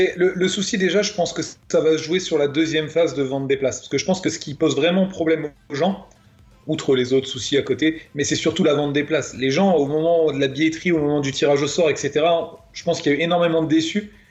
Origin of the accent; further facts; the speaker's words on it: France; nous, la France, on est censé être un grand pays